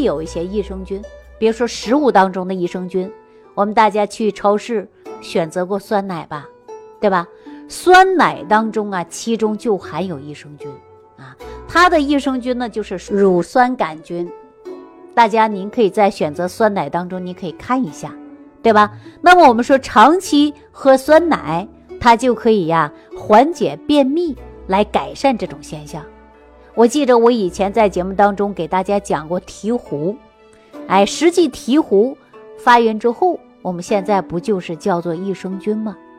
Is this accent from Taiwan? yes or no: no; Sichuan, China; 我们四川人喜欢吃泡菜